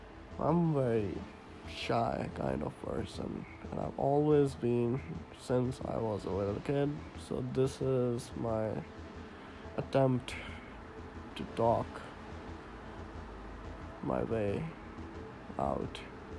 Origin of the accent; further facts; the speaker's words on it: India; accent: partly Indian; now in Canada; 23-year-old Indian guy who is living in Canada right now. And yes, my accent is not Canadian. Yes, my accent is not completely Indian either, because I am in the middle of everything.